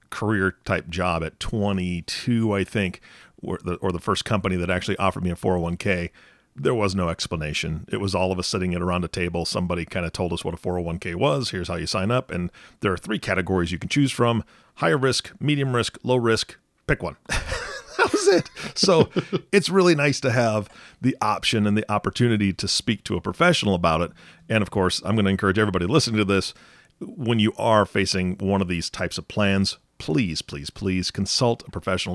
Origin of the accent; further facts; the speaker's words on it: Pacific Northwest, United States; I'm from the Pacific Northwest